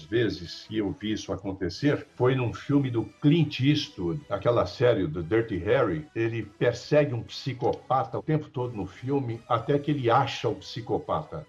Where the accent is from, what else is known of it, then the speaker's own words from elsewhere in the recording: Belo Horizonte, Minas Gerais, Brazil; moved away; mineiro, nascido, criado em Belo Horizonte